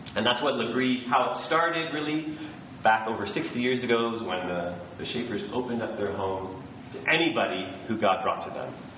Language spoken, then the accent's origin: English; Canada; I'm from Canada